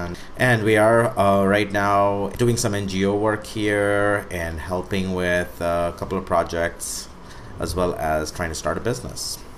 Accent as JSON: {"language": "English", "country": "India", "tie": "born or raised there", "also_born_or_lived": "United States", "moved": "as an adult", "said": "I grew up in India, and I was in the U.S. for many years, and now I'm back"}